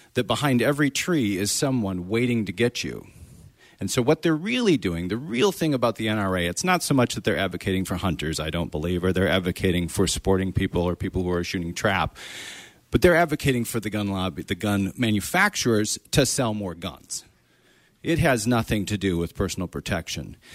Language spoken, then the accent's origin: English; Wisconsin, United States; now in Maine, United States; I grew up in Wisconsin